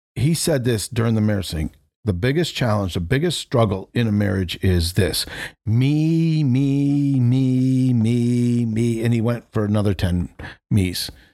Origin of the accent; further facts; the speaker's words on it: New England, United States; now in Florida, United States; I grew up in New England